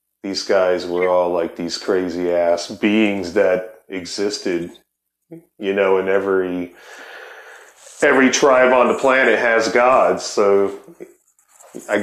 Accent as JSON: {"language": "English", "region": "Ohio", "country": "United States", "said": "I'm from Ohio"}